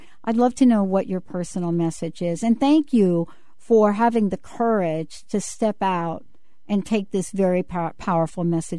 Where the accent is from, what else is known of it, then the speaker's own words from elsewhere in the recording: New York, United States; I'm from New York.